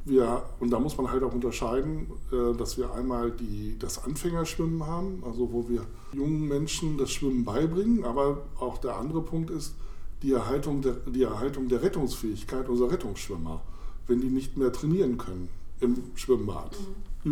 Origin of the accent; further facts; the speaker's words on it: Weserbergland, near Holzminden, Lower Saxony, Germany; also born or lived in Hamburg / Mainz / Oelde; now in Hannover, Germany; Ich bin aufgewachsen im Weserbergland in der Nähe von Holzminden